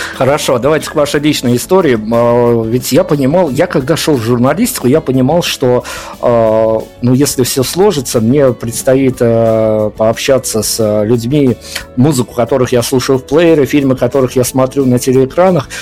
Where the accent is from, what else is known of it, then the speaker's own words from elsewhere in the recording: Belarus; Мы, белорусы